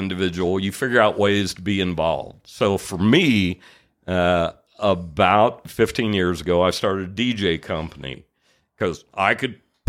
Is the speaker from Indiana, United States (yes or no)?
yes; Evansville, Indiana, United States